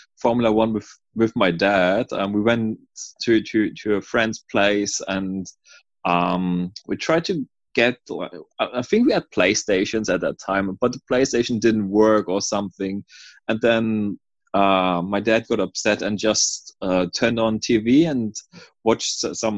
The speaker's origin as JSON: {"language": "English", "town": "Stralsund", "region": "Mecklenburg-Vorpommern", "country": "Germany", "tie": "born or raised there", "also_born_or_lived": "New Zealand", "second_language": "English", "moved": "as an adult", "lives_now": "Sydney, Australia", "said": "Originally, I'm from Germany, Stralsund, in the northeast of Germany. I went to school there, studied around there"}